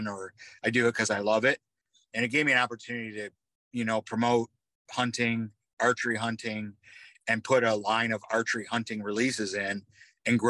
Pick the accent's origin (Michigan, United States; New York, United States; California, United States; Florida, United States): New York, United States; Western; I'm from Western New York